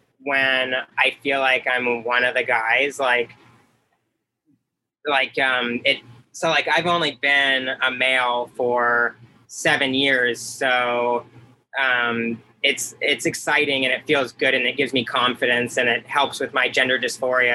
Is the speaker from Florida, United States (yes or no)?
yes; St. Petersburg, Florida, United States; I grew up in St. Petersburg, Florida.